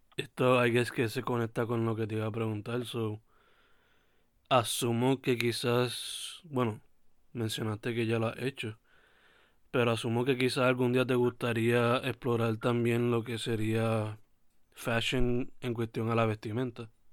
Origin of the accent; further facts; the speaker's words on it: Sabana Grande, Puerto Rico; ambos somos de Sabana Grande